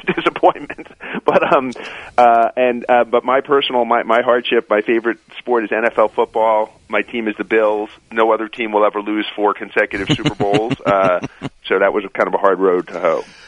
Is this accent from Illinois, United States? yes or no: no; New York City, New York, United States; I grew up in Queens, in New York